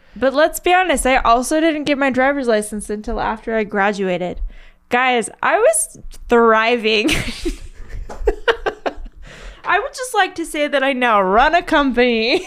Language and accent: English; Las Vegas, Nevada, United States; born or raised there